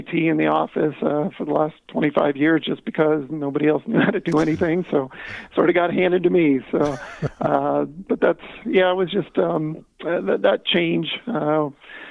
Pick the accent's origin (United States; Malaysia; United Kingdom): United States; Colorado; also born or lived in Michigan; decided to head back to my home state here in Colorado